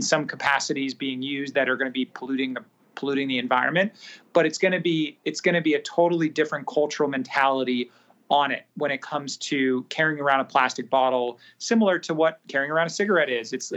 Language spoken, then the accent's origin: English; Singapore; I grew up in Southeast Asia, predominantly in Singapore.